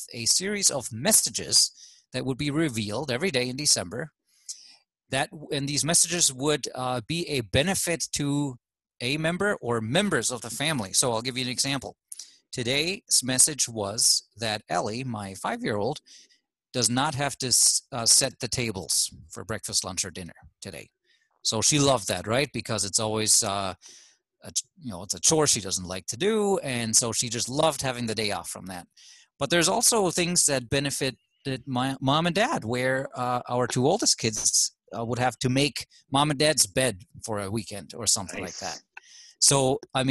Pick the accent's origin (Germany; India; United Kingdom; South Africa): Germany; now in United States; I am from Germany